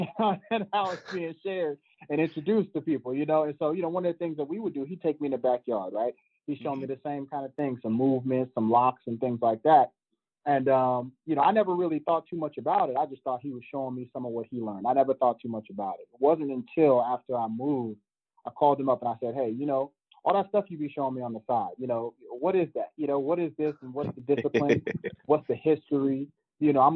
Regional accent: Bay Area, California, United States; moved away; I'm originally from the Bay Area, California, San Francisco, Oakland, all

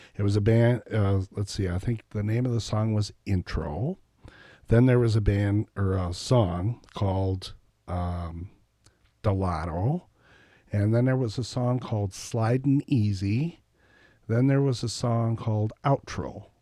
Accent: Reedsburg, Wisconsin, United States; moved away as an adult; also born or lived in Baraboo / Madison; I grew up here

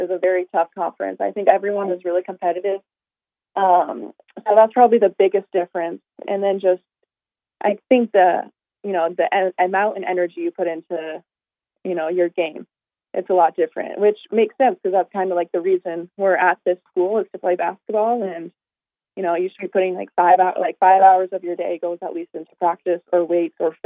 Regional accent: Montana, United States; moved away as an adult; now in Sacramento, United States; I'm from Montana

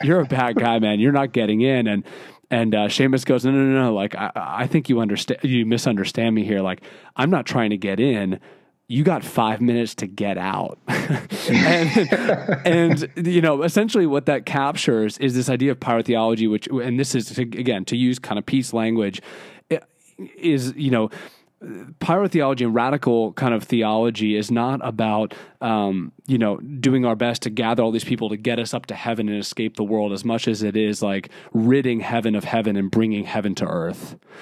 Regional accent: Philadelphia, Pennsylvania, United States; being eighteen, and growing up in Philadelphia

